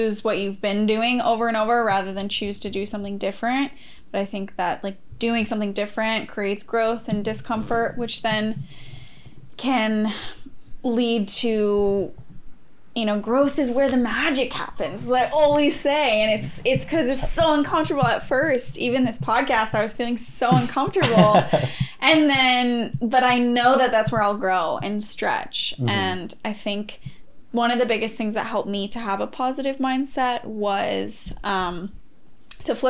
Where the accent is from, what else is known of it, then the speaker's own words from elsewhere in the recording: Montana, United States; I was born and raised in Montana